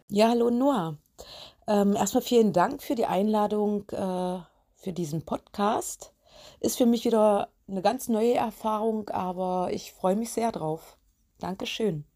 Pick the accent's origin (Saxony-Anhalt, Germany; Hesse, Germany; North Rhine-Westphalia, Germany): Saxony-Anhalt, Germany; Biederitz; also born or lived in Köthen; Bin in meine alte Heimat gezogen nach Biederitz